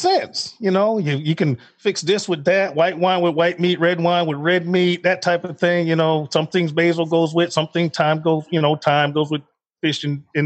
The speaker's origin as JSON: {"language": "English", "town": "Chicago", "region": "Illinois", "country": "United States", "also_born_or_lived": "Fort Bragg, North Carolina", "moved": "as an adult", "said": "I'm from Chicago."}